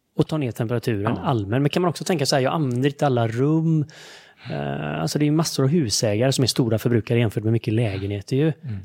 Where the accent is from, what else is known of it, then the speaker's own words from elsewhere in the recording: Sweden; Jag som svensk